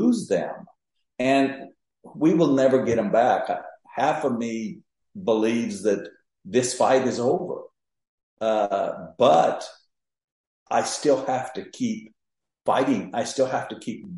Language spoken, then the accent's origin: English; Mexico; moved away as an adult; now in Texas, United States; I was born and raised in Mexico